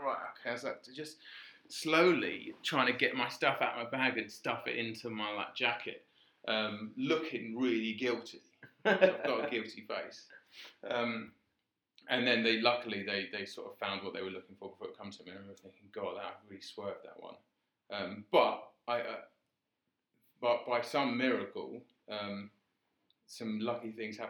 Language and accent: English; Crawley, South East England, United Kingdom; I'm from Crawley